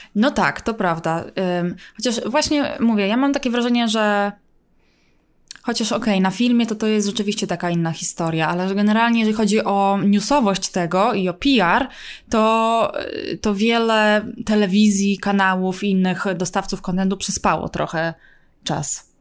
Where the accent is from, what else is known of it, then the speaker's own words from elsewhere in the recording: Poland; now in United States; jestem z Polski